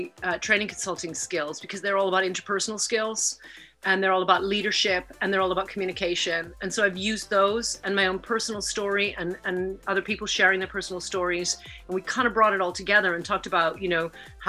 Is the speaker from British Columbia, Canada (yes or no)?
yes; Vancouver, British Columbia, Canada; moved away as an adult; also born or lived in Lethbridge, Alberta; now in United Kingdom; I was born in Lethbridge, Alberta, and grew up in Vancouver. And I live in the UK now